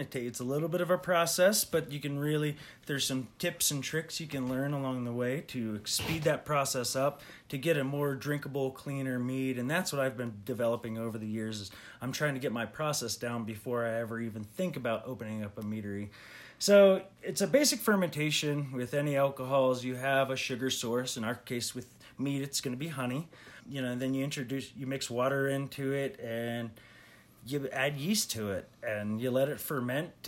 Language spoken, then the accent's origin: English; Pennsylvania, United States; I grew up in Pennsylvania